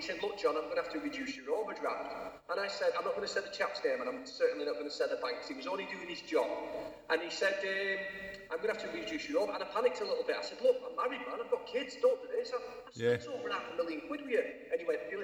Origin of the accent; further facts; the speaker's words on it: United Kingdom; I'm really passionate about being a British lad. You know, Irish descent